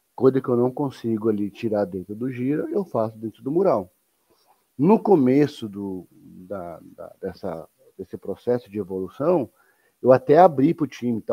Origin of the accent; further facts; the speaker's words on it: São Paulo, Brazil; Eu sou de São Paulo, cara. A gente que, a gente que nasce em São Paulo, nós somos educados para trabalhar